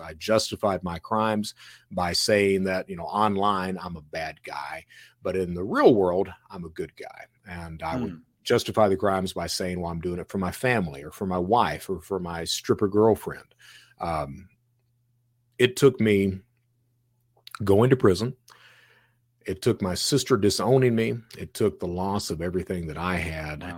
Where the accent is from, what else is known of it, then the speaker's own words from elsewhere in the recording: Eastern Kentucky, United States; also born or lived in Florida; now in Alabama, United States; I'm from Eastern Kentucky